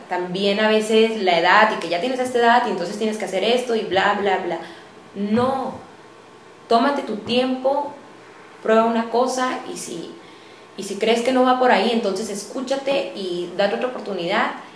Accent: Tijuana, Baja California, Mexico; Soy una mujer tijuanense, orgullosamente, como les comentaba. Mi familia es de las fundadoras de, Tijuana, por lo que me siento profundamente arraigada y orgullosa de ser de, aquí.

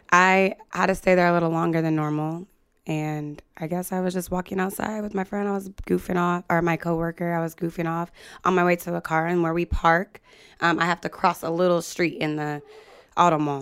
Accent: United States; moved away as an adult; also born or lived in Libby, Montana, United States / Salem, Oregon, United States / Sacramento, California, United States; now in San Jose, United States; I grew up like half and half, Libby, Montana, and then Salem, Oregon.

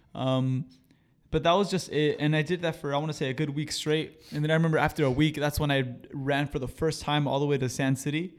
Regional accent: Marina, California, United States; also born or lived in Seaside, California; I came from Los Arboles Middle School

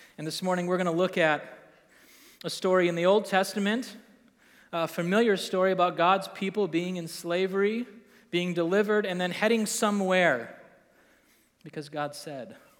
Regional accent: Green Bay, Wisconsin, United States; moved away as an adult; also born or lived in Milwaukee, Wisconsin / Estes Park, Colorado; now in Appleton, United States; I grew up in Green Bay

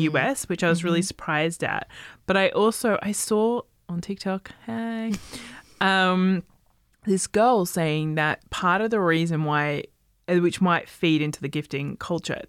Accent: Australia; where I grew up in Australia, we had a lot of like Chinese presence

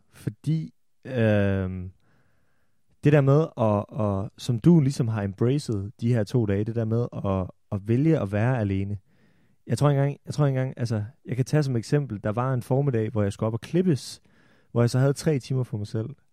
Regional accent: Holstebro, Central Denmark Region, Denmark; jeg kommer fra Holstebro. Jeg har af urensagelige årsager gået på handelsgymnasiet i Holstebro

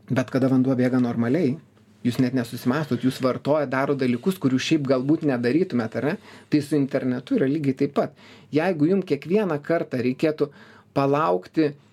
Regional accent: Lithuania; mes lietuviai tokie kuklus

